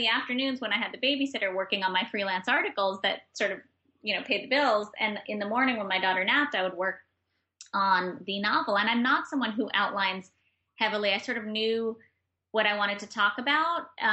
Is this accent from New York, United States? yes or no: yes; New York, United States; also born or lived in Granada, Nicaragua; as a New Yorker